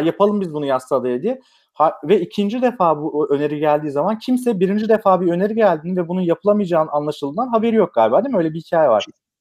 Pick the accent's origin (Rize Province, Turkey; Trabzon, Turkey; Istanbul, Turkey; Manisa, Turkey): Manisa, Turkey; Ben Manisa'lıyım